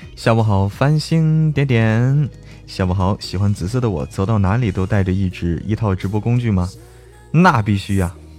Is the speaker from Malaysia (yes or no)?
no; Zhangjiakou, Hebei, China; moved away; 现在我回到， 回到我们老家了，回到张家口了，在家里给大家开这么一场直播啊